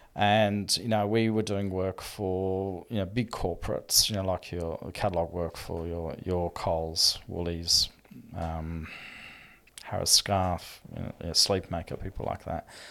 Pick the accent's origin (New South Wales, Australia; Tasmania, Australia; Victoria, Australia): Victoria, Australia; Melbourne; we grew up in Melbourne